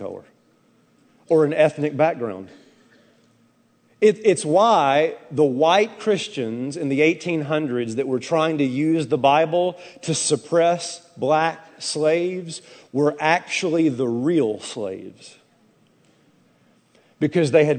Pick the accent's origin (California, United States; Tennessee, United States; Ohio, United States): Tennessee, United States; I'm from Tennessee, brother. The volunteer state, the two things we were raised to do is salute the flag and support the troops